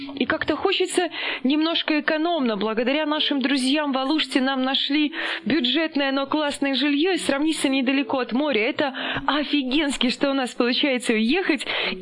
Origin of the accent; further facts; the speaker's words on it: Belarus; мы сами из Беларуси